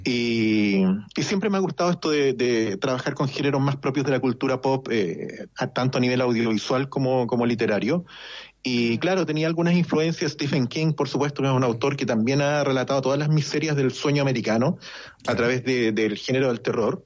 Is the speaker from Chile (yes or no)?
yes; Chile; moved away; como chileno